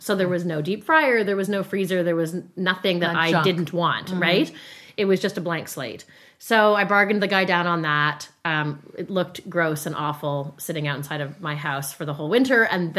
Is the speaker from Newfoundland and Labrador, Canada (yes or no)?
no; Calgary, Alberta, Canada; I'm like, hey, like, I'm from Calgary.